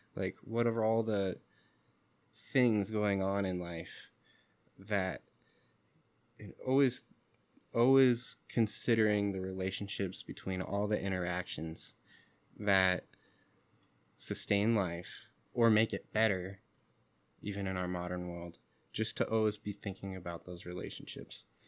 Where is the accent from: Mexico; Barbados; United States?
United States; Seattle, Washington; When I was younger, growing up in Seattle, where the communities are confusing and mixed, I didn't have much sense of my indigenous background.